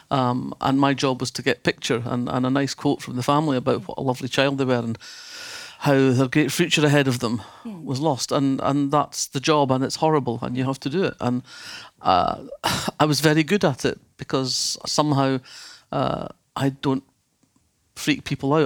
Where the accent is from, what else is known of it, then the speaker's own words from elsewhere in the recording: Fife, Scotland, United Kingdom; when I was growing up in Fife